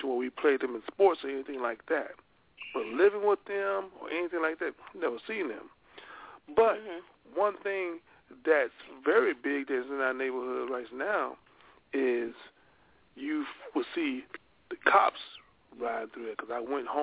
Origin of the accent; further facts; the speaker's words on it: the South, United States; I grew up in the South